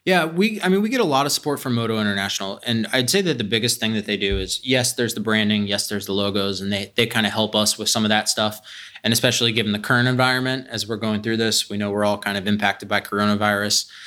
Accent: Columbus, Ohio, United States; I grew up here. I grew up in Whitehall, went to Columbus Academy

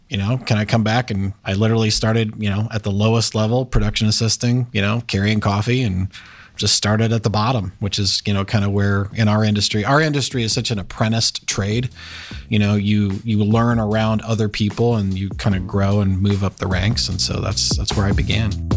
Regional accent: Westerville, Ohio, United States; also born or lived in Indiana; I grew up in Westerville. Yep. So lived there all my life

